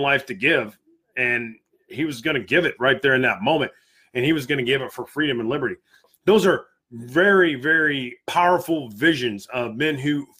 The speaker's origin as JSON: {"language": "English", "country": "United States", "said": "I'm American through and through. I've served my country."}